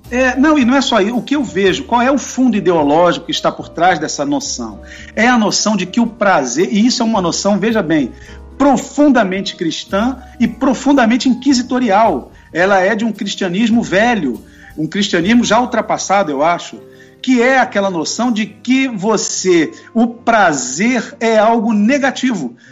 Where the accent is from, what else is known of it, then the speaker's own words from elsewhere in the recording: Rio de Janeiro, Brazil; Fui crescido, nascido e criado no Rio, na zona norte do Rio